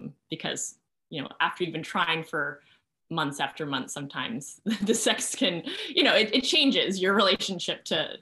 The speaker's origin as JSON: {"language": "English", "country": "Canada", "said": "partly being Canadian"}